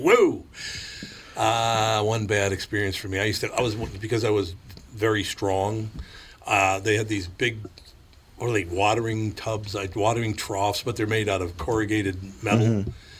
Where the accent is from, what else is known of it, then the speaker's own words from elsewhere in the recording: Minneapolis, Minnesota, United States; Oh, when I was a kid growing up in North Minneapolis, they used to constantly refer to the Plymouth Avenue Bridge as the longest bridge in the world